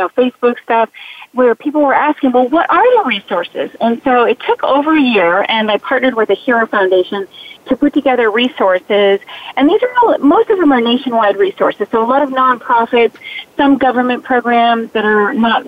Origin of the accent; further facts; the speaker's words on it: Key West, Florida, United States; when I was growing up in Key West, Florida